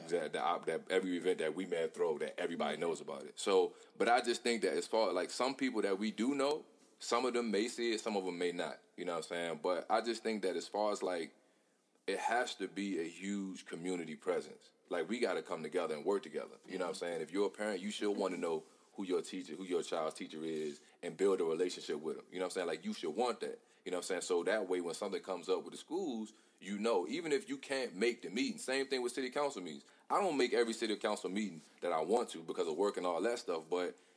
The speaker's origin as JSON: {"language": "English", "town": "Hopewell", "country": "United States", "said": "I come from Hopewell. I come from this neighborhood right here"}